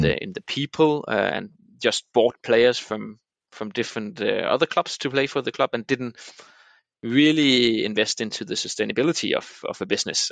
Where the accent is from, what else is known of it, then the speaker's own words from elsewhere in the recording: Denmark; moved away as an adult; also born or lived in Copenhagen, Denmark; I grew up in the middle of the of, uh, the peninsula called Jutland in Denmark